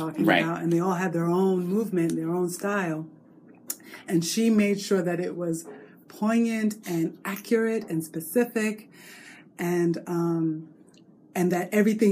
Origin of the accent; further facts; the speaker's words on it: Long Island, New York, United States; I was born and raised in New York